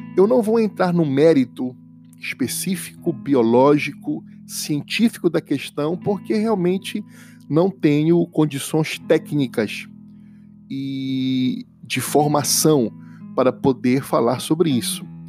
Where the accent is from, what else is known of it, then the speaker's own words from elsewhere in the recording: Pará, Brazil; 91, que é o do meu estado, que é o Pará